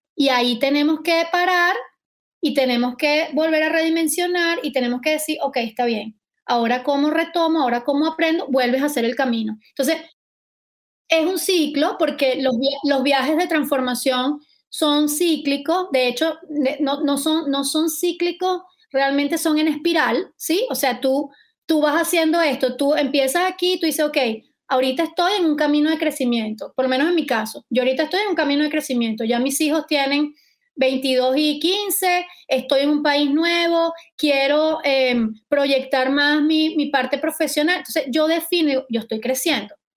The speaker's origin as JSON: {"language": "Spanish", "town": "Valencia", "region": "Carabobo", "country": "Venezuela", "said": "en Valencia, de donde yo soy"}